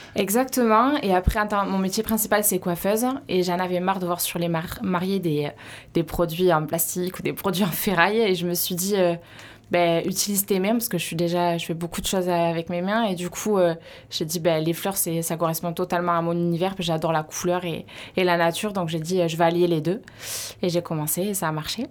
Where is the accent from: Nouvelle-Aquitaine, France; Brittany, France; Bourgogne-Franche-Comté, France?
Nouvelle-Aquitaine, France; Montfort-en-Chalosse; now in Bénesse-Maremne, France; Montfort, c'est quand même mon village et mes parents, ils ont grand espace